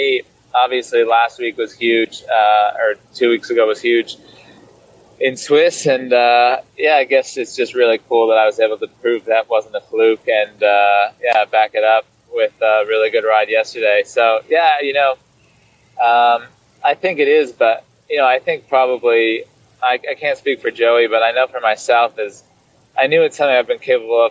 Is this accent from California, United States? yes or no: no; Michigan, United States; moved away; I used to do this like Tuesday night group ride in my hometown